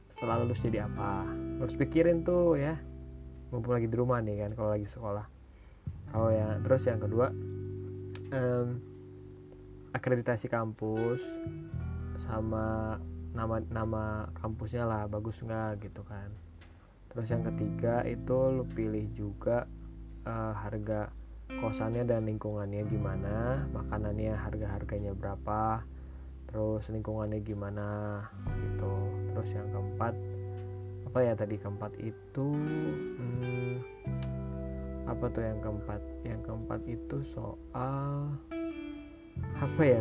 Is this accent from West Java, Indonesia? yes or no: yes; Bogor, West Java, Indonesia; gue asli dari Bogor jadinya pas ke Jakarta ya memang deket sih